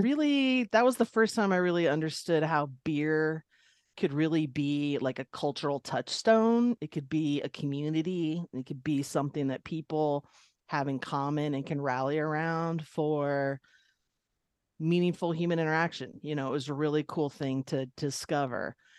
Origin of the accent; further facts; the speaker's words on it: Long Beach, California, United States; also born or lived in Ireland; I grew up in Long Beach, California